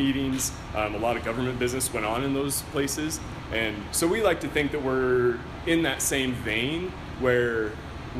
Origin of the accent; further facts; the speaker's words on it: Craigmont, Idaho, United States; also born or lived in Moscow, Idaho; we grew up in Craigmont, which is about like an hour south of here up on the prairie.